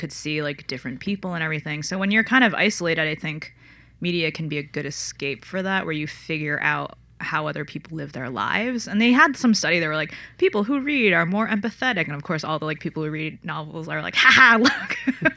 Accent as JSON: {"language": "English", "region": "Connecticut", "country": "United States", "tie": "born or raised there", "said": "I grew up in Connecticut"}